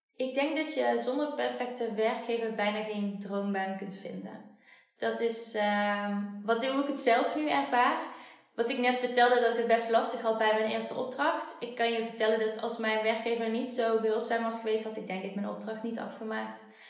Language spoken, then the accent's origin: Dutch; Schijndel, North Brabant, Netherlands; Ik ben ook na mijn loopbaancoach traject verhuisd, terug naar waar ik vandaan kom, naar Schijndel.